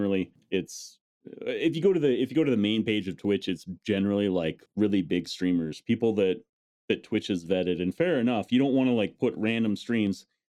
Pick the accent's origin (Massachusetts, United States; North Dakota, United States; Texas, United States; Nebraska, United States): North Dakota, United States; I grew up in North Dakota.